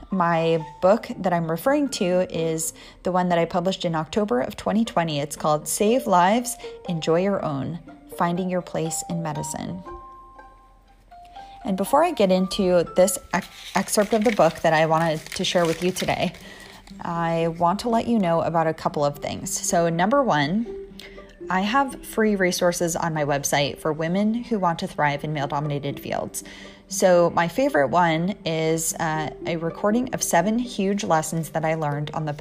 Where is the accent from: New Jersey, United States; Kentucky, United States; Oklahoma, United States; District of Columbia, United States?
New Jersey, United States; accent: East Coast; now in Southern California, United States; in New Jersey, where I'm from, we don't have time to say water, so we say water